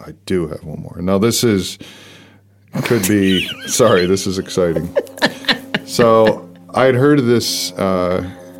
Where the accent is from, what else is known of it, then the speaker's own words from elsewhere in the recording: Philadelphia, Pennsylvania, United States; now in New Zealand; growing up in Philly